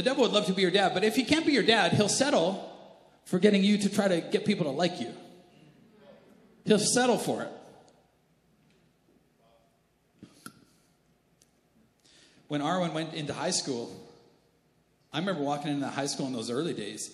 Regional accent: Canada; I'm Canadian

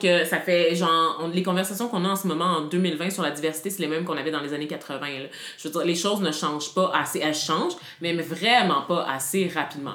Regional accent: Quebec, Canada; je suis fière d'être une Québécoise d'origine haïtienne

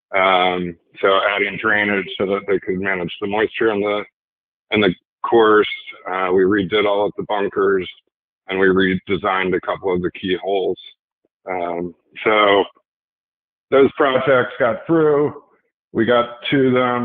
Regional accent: Philadelphia, Pennsylvania, United States; was from the Philadelphia area

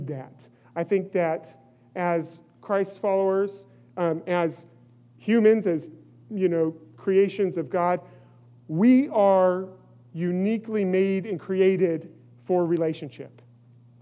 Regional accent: California, United States; I grew up in California

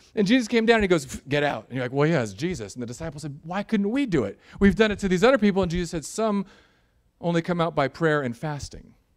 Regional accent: United States; I'm an American suburban Christian

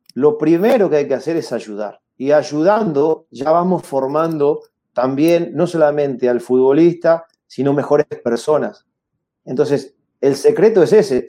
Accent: Argentina

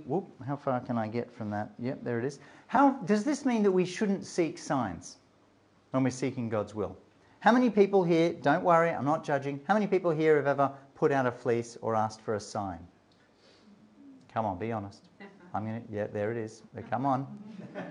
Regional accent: Australia; also born or lived in Melbourne / Durham; I'm an Australian

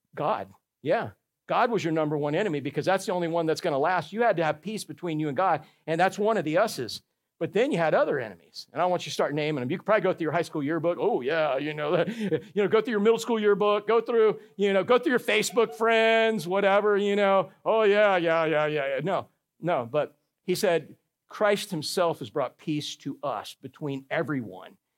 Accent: Orlando, Florida, United States; I grew up in Orlando when they filmed Tarzan movies there

